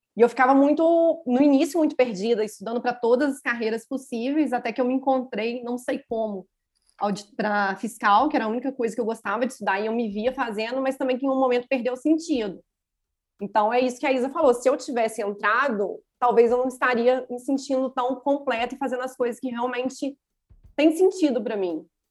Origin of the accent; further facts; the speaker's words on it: Juiz de Fora, Minas Gerais, Brazil; eu sou de Minas Gerais, de Juiz de Fora